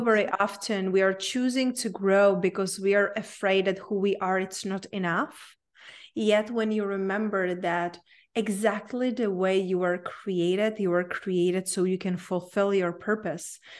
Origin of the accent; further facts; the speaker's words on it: Czechia; English is a second language; moved away; I grew up in a very small town in Czech Republic, hence my unpronounceable name and my accent.